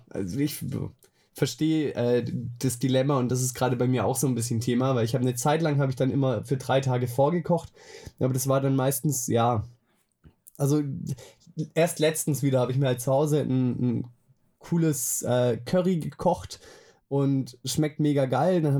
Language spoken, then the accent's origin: German; Swabia, Germany; als Schwabe weiß man sowas, und dann weiß ich, ah, trinkst halt bloß ein kleines Wässerle.